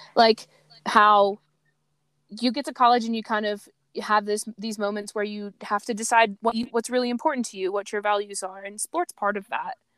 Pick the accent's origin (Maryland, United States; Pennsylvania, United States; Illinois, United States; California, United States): Maryland, United States; Baltimore; I grew up in Metro Baltimore too